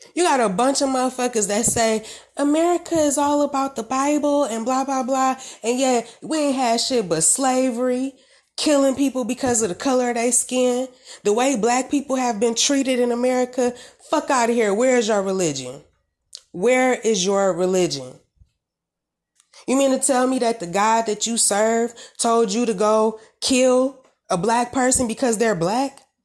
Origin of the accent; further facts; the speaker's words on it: Detroit, Michigan, United States; I'm from Michigan